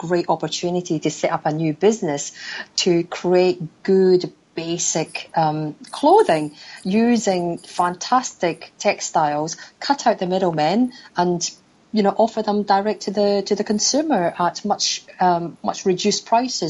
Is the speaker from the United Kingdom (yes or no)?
yes; Scotland, United Kingdom; moved away as an adult; now in Hong Kong; Back home is in Scotland, actually. I was raised in Scotland, and my parents are still back there.